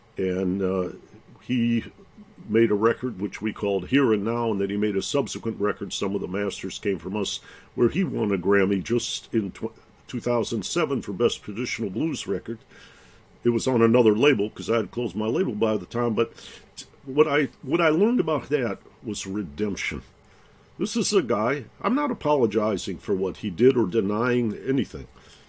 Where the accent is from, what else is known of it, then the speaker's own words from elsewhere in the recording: Detroit, Michigan, United States; growing up in Detroit, I have a father … who was a jazz pianist and a physician.